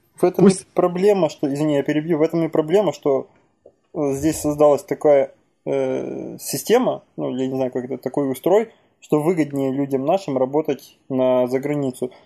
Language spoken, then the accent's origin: Russian; Ukraine; moved away; моя родина Украина. Я в Украине родился, в Украине вырос